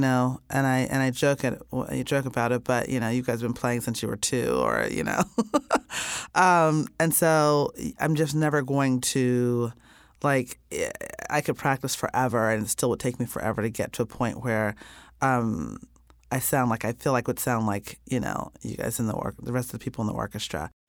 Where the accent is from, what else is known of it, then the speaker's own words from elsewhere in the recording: Indiana, United States; I grew up in Indiana